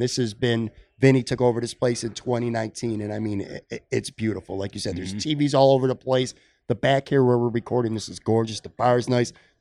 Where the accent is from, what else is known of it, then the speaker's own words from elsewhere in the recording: Buffalo, New York, United States; I grew up on the West Side. This is technically Black Rock, but to me, it's still kind of the West Side